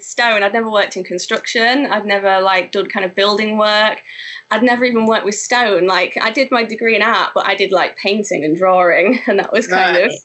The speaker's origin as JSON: {"language": "English", "town": "Grimsby", "region": "Yorkshire and the Humber", "country": "United Kingdom", "tie": "born or raised there", "said": "I'm from Grimsby"}